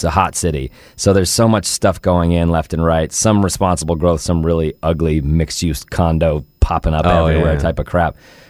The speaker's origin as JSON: {"language": "English", "town": "Denver", "region": "Colorado", "country": "United States", "said": "Yeah, I'm from Denver."}